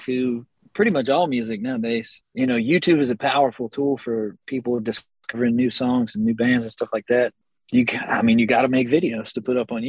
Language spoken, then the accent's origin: English; Texas, United States; We're from Texas. I mean, go figure, right?